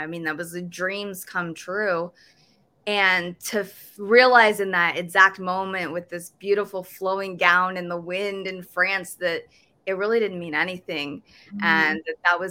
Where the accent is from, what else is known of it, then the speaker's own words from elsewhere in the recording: New York, United States; I'm from New York